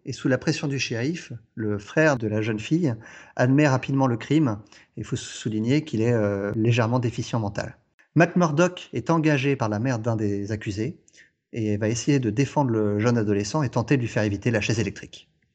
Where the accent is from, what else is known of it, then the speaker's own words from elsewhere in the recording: France; chez nous en France